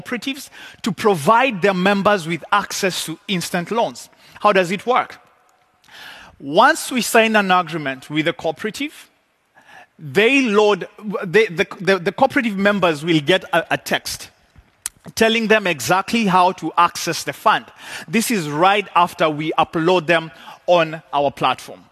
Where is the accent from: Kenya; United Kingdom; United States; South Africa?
Kenya; I come from Kenya